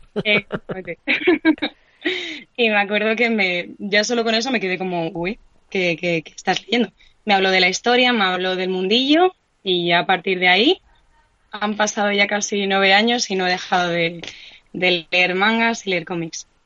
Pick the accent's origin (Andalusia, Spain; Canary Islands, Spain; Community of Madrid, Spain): Community of Madrid, Spain; Madrid; soy de aquí, nací aquí en Madrid, soy gato